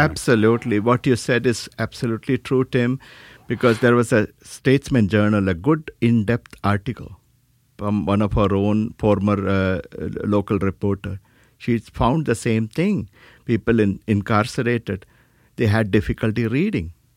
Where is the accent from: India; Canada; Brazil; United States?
India; South India; moved away; I was born in India, South India